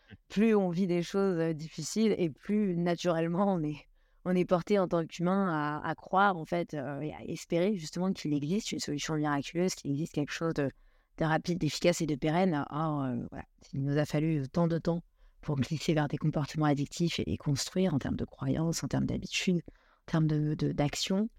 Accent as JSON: {"language": "French", "town": "Ibiza", "region": "Balearic Islands", "country": "Spain", "tie": "born or raised there", "also_born_or_lived": "Istanbul / Tel Aviv / Bangkok / Brazil", "lives_now": "Paris, France", "said": "j'ai été élevée euh, à Ibiza, en Espagne. Ensuite, j'ai habité deux ans à Istanbul, deux ans à Tel Aviv, deux ans, pratiquement deux ans à Bangkok, deux ans au Brésil, deux ans en Australie, avant de revenir à Paris."}